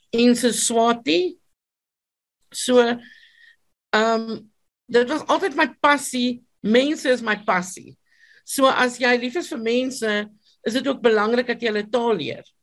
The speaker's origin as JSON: {"language": "Afrikaans", "region": "Free State", "country": "South Africa", "tie": "born or raised there", "first_language": "Afrikaans and Sotho", "said": "my storie het begin in 1976 op 'n plaas in die Vrystaat en my ma was 'n onderwyseres en ek het op die plaas gebly saam met my my soeto mamma."}